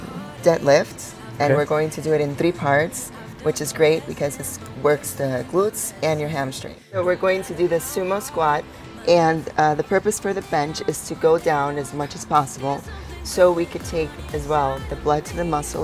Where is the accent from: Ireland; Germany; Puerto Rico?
Puerto Rico; also born or lived in New York, United States; Well, I was born in New York. My mom is from Puerto Rico, and my dad is from Spain. I moved to Puerto Rico when I was 12.